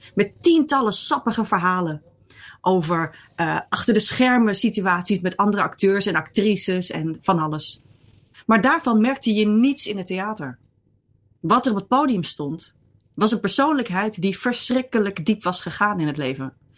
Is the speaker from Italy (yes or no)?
no; Netherlands; also born or lived in Rotterdam / Ireland; ik kom uit Nederland